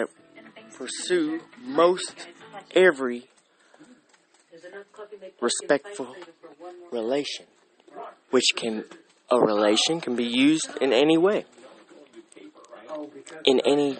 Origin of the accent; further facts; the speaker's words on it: Russell Springs, Kentucky, United States; I was raised in Russell Springs, Kentucky